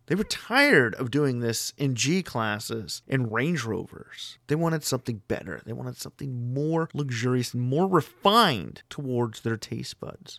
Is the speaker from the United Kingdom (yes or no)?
no; Canada; residing in my home country of Canada